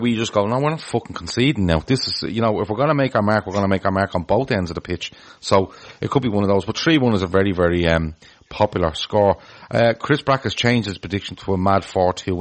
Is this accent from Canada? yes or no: no; Ireland; as an Irish person